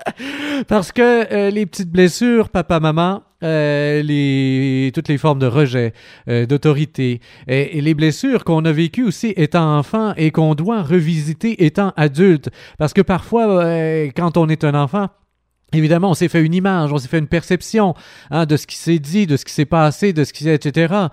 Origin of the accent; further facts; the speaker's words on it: Sherbrooke, Quebec, Canada; also born or lived in India; en tant que Québécois et en tant que Questrien, que Sherbrookeois